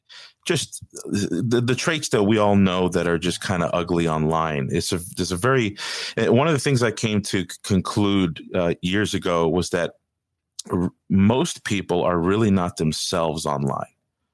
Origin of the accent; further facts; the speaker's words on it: Miami Beach, Florida, United States; I was born here in Miami Beach, Florida. And so I was raised in a Hispanic household. Part of our Latin culture is going to the Catholic Church.